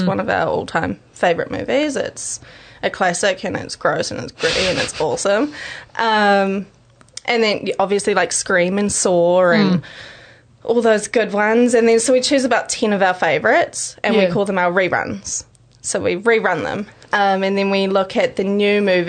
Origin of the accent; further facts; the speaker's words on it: Hamilton, Waikato, New Zealand; I grew up out in Templeview